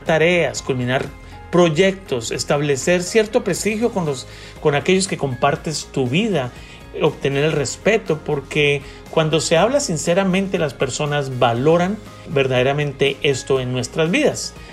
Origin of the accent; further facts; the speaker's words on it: Bogotá, Colombia; soy un hombre colombiano nacido en Bogotá